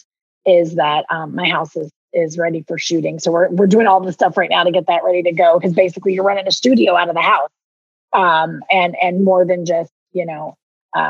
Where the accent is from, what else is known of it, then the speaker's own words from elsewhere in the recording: Southeastern Kentucky, United States; accent: thick Southern; moved away; I'm from Southeastern, which is where, I'm where Kentucky, Tennessee, and Virginia all come together at the Cumberland Gap.